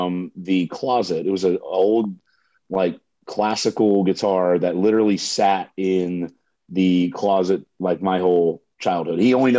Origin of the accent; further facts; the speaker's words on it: Suwanee, Georgia, United States; moved away as an adult; now in Nashville, United States; Growing up in Swanee, Georgia, I mean, it to me was really kind of the perfect place to be raised.